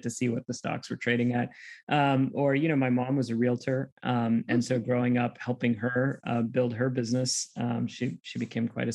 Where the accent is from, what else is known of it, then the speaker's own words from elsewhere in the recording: Fremont, California, United States; I grew up in the Bay Area. I grew up in a small town, at least at when it was a small town called Fremont